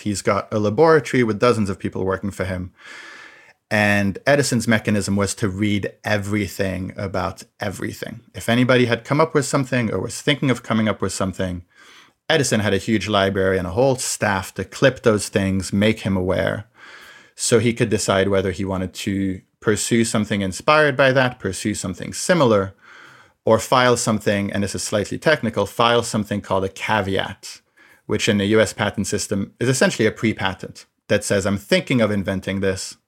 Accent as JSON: {"language": "English", "country": "France", "tie": "born or raised there", "said": "I grew up in France"}